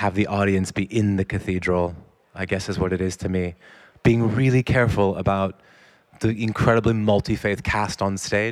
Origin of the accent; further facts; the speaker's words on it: United States; I grew up in America